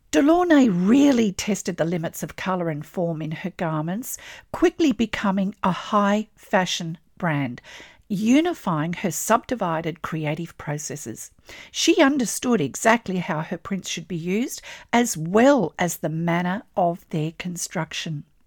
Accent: Australia; I'm an Australian textile artist

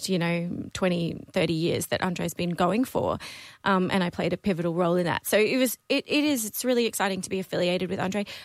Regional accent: Brisbane, Queensland, Australia; first language Dutch; English is a second language; I grew up in Brisbane. I was born in Brisbane with Dutch heritage, so my parents are Dutch.

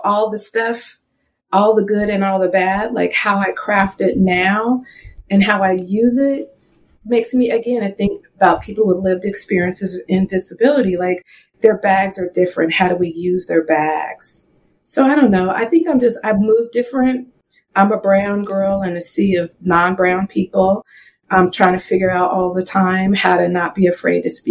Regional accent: the Northwest, Pacific Northwest, United States; now in Seattle, United States; I grew up in the Northwest. If you know much about the Northwest, it's very, very white. So specifically in like the Seattle area where I currently live

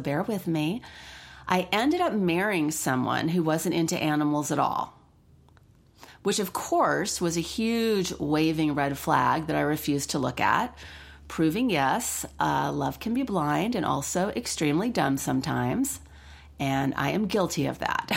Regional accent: Los Angeles, California, United States; I grew up in Los Angeles around animals

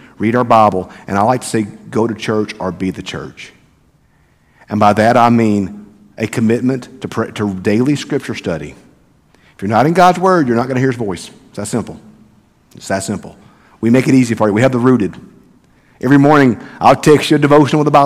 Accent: the South, United States; I'm from the South, y'all

